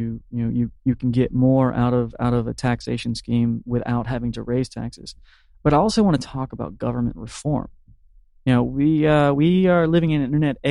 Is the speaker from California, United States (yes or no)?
no; Marianna, Florida, United States; I'm a native of the Panhandle. I grew up in Mariana, you know, middle class.